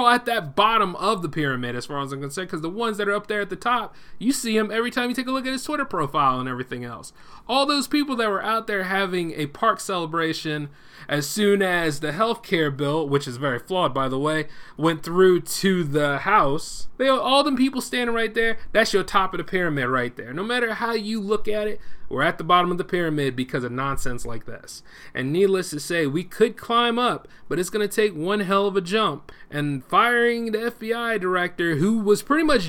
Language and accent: English; United States; we as the American people